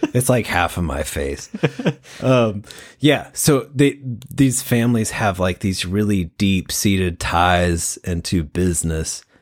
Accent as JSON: {"language": "English", "region": "Washington", "country": "United States", "said": "we're like a few hours away from Forks"}